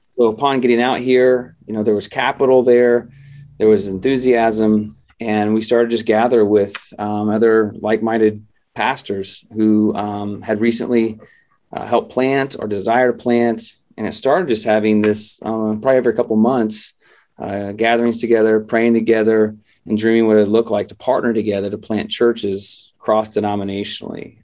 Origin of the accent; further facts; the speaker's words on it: Midwest, United States; now in San Diego, United States; we grew up in the Midwest